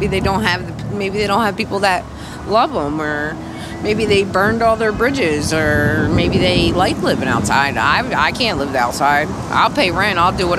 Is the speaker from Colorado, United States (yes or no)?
no; New Jersey, United States; now in Philadelphia, United States; I'm from Jersey, and I've been here since like 2008. I graduated in 2007. I came to Kensington.